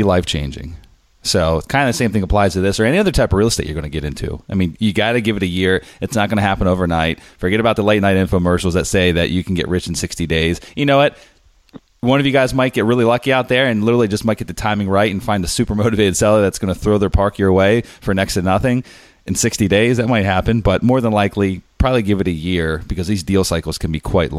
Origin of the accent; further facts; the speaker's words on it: Harrisburg, Pennsylvania, United States; my hometown, Harrisburg, Pennsylvania